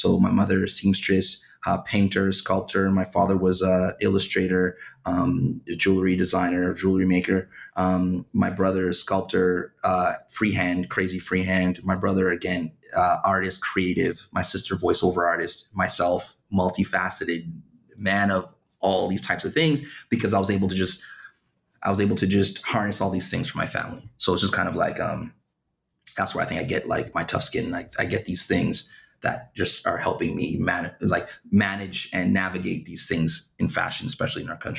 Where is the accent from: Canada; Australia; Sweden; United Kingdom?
Canada; Ottawa, Ontario; I grew up in a small little place, west side of Ottawa, called Bayshore.